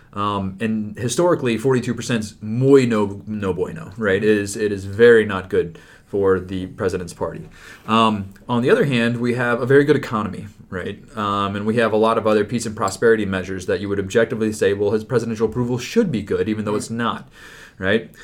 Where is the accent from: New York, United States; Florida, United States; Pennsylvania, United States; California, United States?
Florida, United States; my home state